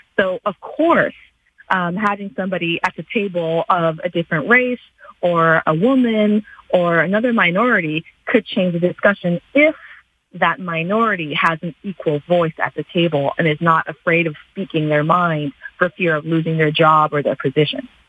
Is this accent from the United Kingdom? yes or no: no; Canada; a Canadian born and raised in this country